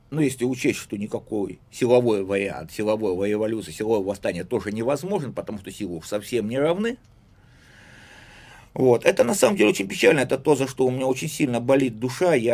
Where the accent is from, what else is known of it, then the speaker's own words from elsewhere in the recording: Saint Petersburg, Russia; я сначала был петербуржец